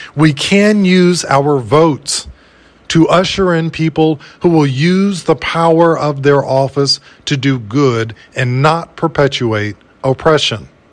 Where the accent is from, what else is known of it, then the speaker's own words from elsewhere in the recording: United States; As an American in these so-called United States